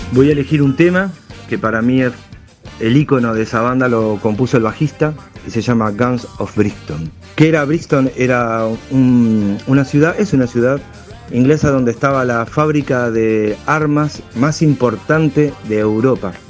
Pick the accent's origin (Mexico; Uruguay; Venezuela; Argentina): Uruguay; soy músico, compositor uruguayo